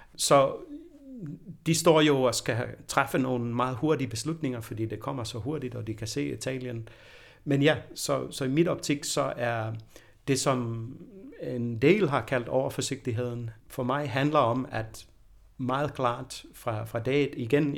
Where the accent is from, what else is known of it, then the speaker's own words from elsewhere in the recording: Denmark; jeg er født i Danmark